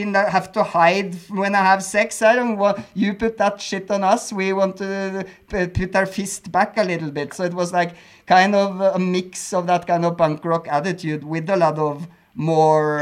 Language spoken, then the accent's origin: English; Norway; moved away as an adult; also born or lived in Berlin, Germany; now in Mexico; I come from Norway